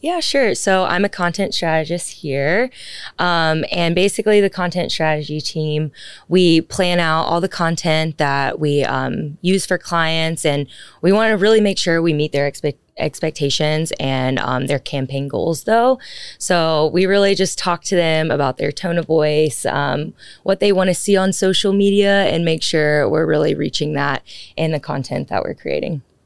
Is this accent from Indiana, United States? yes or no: no; Birmingham, Alabama, United States; moved away as an adult; now in Dallas, United States; I'm originally from Birmingham, Alabama